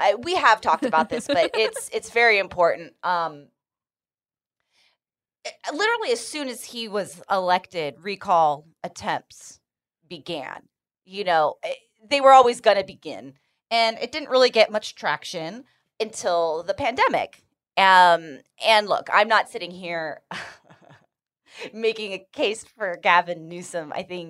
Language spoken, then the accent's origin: English; California, United States; Fun little perk of being a Californian.